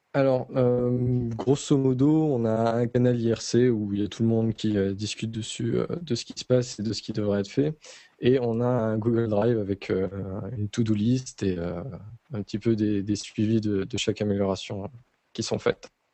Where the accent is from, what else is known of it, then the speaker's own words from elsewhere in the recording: north-east France, France; je viens du nord-est de la France